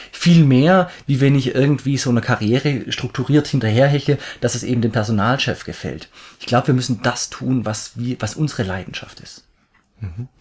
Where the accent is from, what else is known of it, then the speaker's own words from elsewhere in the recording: near Stuttgart, Swabia, Baden-Württemberg, Germany; accent: Swabian; komme aus der Richtung Stuttgart, also ich bin ein Schwabe. Ich hoffe, ihr seht mir meinen Dialekt, meinen Schwäbischen, meinen leichten Einschlag nach.